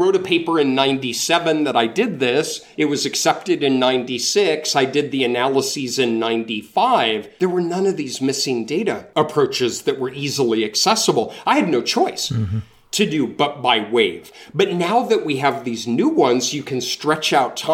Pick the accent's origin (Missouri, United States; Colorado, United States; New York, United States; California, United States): Colorado, United States; Denver; moved away as an adult; now in North Carolina, United States; I'm from Denver. I grew up in Denver, and I go home to see my family a couple of times a year